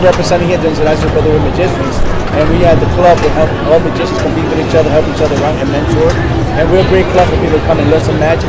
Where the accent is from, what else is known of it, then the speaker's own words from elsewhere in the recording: New York City, New York, United States; also born or lived in Puerto Rico; now in Kansas City, United States; from the Magic of Enigma. I am from Puerto Rico, raised in New York City, and now here in Boston, Kansas City.